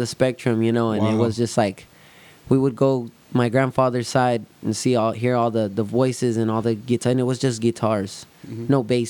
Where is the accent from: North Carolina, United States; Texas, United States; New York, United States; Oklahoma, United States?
Texas, United States; Somerset; I grew up in Somerset area.